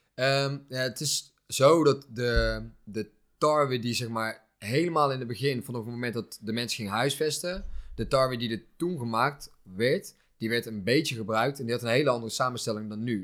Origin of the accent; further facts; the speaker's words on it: Netherlands; wij zijn natuurlijk opgegroeid in Nederland